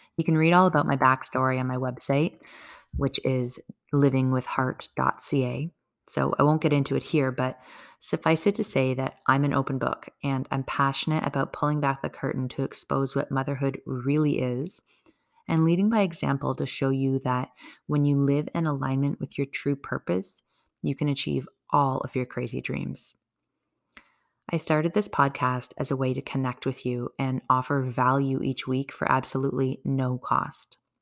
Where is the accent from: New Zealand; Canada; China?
Canada; I'm a Canadian mom of two kids